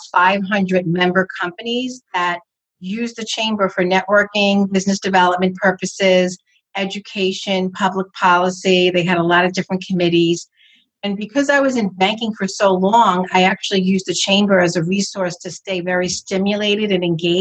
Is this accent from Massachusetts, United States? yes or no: no; northern New Jersey, United States; I'm from New Jersey, northern part of New Jersey. I'm about 45 minutes from Manhattan